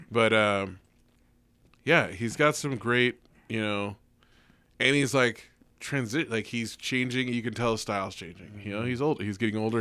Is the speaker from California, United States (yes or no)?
yes; the Bay Area, California, United States; we're all from the Bay